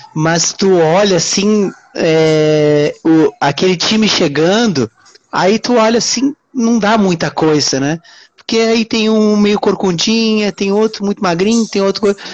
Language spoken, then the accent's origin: Portuguese; Uruguaiana, Rio Grande do Sul, Brazil; now in Rio de Janeiro, Brazil; eu hoje eu moro no Rio de Janeiro, né? Só que eu sou de Uruguaiana. Uruguaiana, interior do Rio Grande do Sul, fronteira com a Argentina